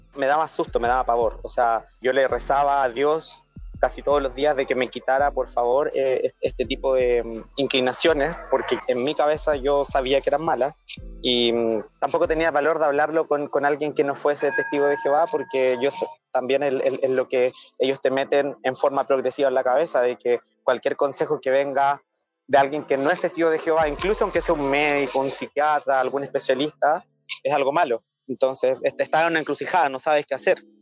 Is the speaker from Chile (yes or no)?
yes; Chile; moved away as an adult; now in Australia; soy chileno, pero actualmente estoy residiendo en Australia hace ya casi un año y medio.